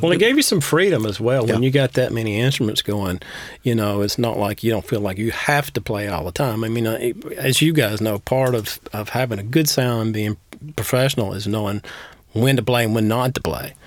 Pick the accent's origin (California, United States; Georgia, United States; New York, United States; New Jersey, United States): Georgia, United States; Dugtown; where I grew up around Dugtown